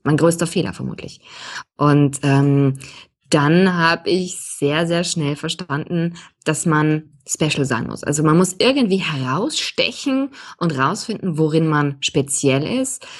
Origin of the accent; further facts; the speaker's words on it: Austria; moved away as an adult; now in Munich, Germany; Also ich bin Österreicherin, auch wenn man es nicht jeden Tag in jedem Vokabel hört